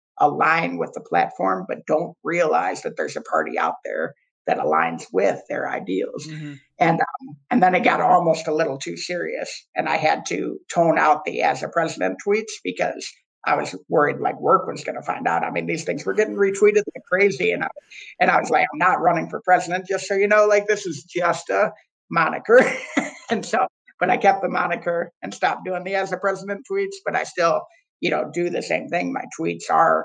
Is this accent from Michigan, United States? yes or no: yes; Ann Arbor, Michigan, United States; I grew up in Ann Arbor, Michigan, super blue city inside of a somewhat red state